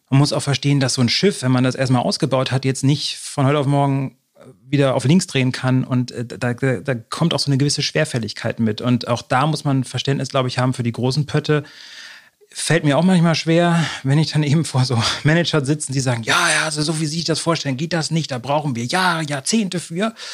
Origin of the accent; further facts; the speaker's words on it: North German coast, Germany; lustigerweise bin ich ja auch an der Küste groß geworden. Ich kenne halt immer noch diese Riesenpötte, die da vor mir vorbeifahren.